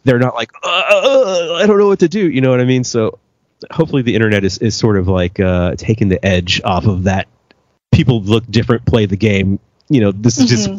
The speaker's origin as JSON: {"language": "English", "country": "United States", "tie": "born or raised there", "moved": "yes", "said": "I grew up in America"}